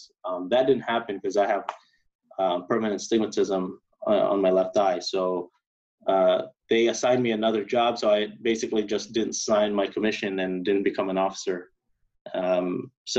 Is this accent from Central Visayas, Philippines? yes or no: yes; Bohol, Central Visayas, Philippines; now in California, United States; I grew up in Philippines, grew up in a small island called Bohol.